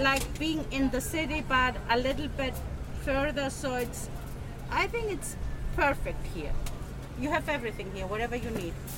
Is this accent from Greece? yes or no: yes; Thessaloniki, Central Macedonia, Greece; moved away as an adult; now in New York City, United States; I'm from Thessaloniki